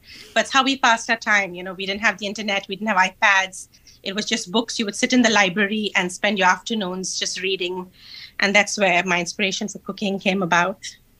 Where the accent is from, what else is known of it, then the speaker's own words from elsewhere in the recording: India; now in London, United Kingdom; I grew up in India and I grew up surrounded by poverty.